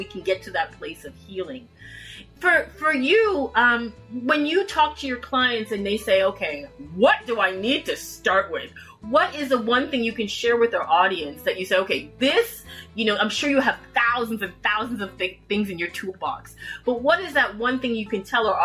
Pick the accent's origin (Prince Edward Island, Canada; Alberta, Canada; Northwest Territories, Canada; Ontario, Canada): Ontario, Canada; Toronto; also born or lived in Jamaica; I grew up in Toronto, Canada